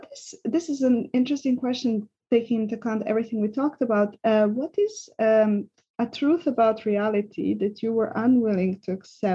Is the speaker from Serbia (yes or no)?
yes; Serbia; English is a second language; now in Switzerland; when I came from Serbia, which I was even in that setting quite traumatized, not being fully able to express myself. And then I came to Switzerland